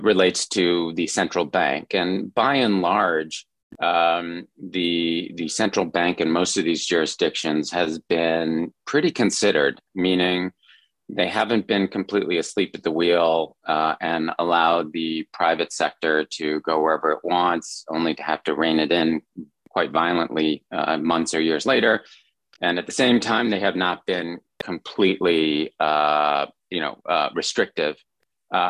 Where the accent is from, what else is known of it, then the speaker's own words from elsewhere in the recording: United States; moved away; also born or lived in China; as a fellow compatriot, as an American